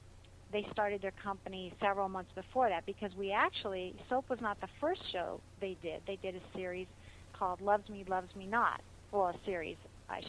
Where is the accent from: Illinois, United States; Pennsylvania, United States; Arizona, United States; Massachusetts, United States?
Arizona, United States; moved away as an adult; also born or lived in Hollywood; now in Los Angeles, United States; And I grew up in Arizona, and when I was 22, I think it was, it's so long ago I can't really remember, I decided to make the pilgrimage to Hollywood.